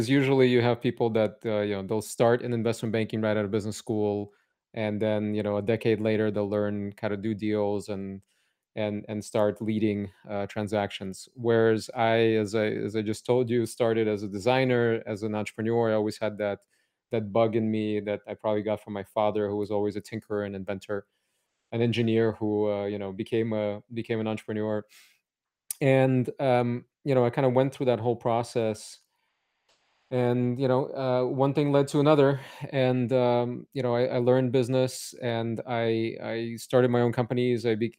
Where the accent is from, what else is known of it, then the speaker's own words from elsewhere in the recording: Cupertino, California, United States; also born or lived in Odessa, Ukraine; So I was born in Odessa, Ukraine. It was Soviet Union then, and my family immigrated to Silicon Valley, San Francisco first, and then I grew up in Cupertino. So I've been here since the age of eight in California.